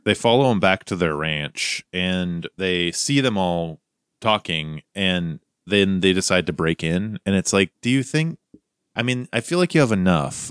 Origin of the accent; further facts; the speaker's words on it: Montana, United States; my youth growing up in Montana